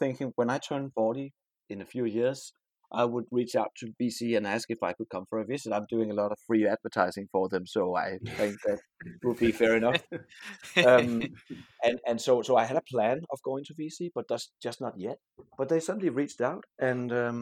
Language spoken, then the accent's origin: English; Denmark; I'm from Denmark